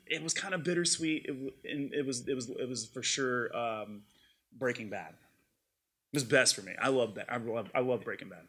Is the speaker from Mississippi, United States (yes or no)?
yes; Mississippi, United States; I grew up in Mississippi